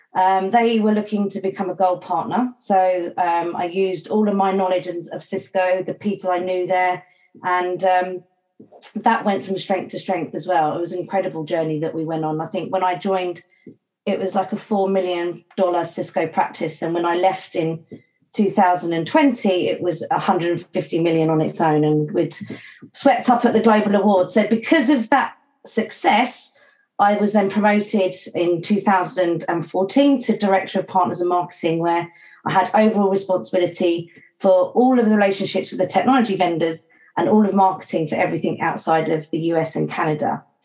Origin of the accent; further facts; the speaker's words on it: St Neots, East of England, United Kingdom; moved away as an adult; also born or lived in Mallorca; my hometown of St Neots in Cambridgeshire